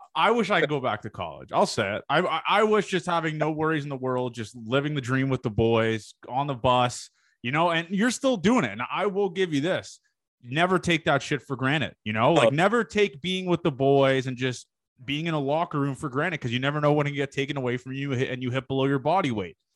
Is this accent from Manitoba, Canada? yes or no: no; Toronto, Ontario, Canada; I'm from the Toronto area.